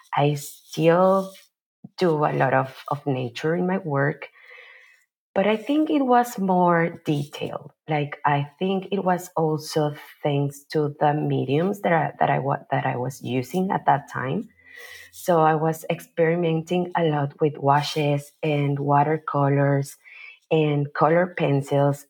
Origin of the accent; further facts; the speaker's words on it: Mexico City, Mexico; moved away as an adult; also born or lived in Bay Area, California; now in Oakland, United States; I am originally from Mexico City, where I was born and raised. And I moved to the Bay Area